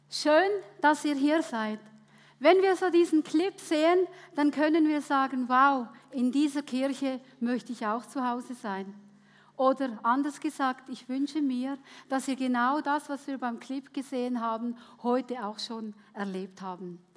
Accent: Switzerland; Ich wurde als Gastarbeiterkind geboren in der Schweiz. Meine Eltern waren Wirtschaftsflüchtlinge nach dem Zweiten Weltkrieg und ich durfte als Gast in einem ganz goldigen Heididorf aufwachsen.

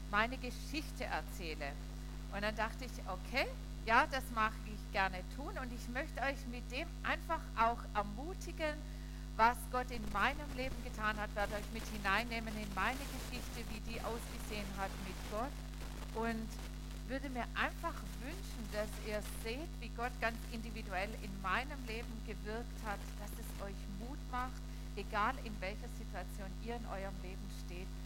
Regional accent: Dettingen an der Erms, Baden-Württemberg, Germany; Mal wieder im Heimatländle. Wer weiß, ich komme aus Dettingen-Ernst eigentlich und ich freue mich immer, wenn ich hierher fahren kann.

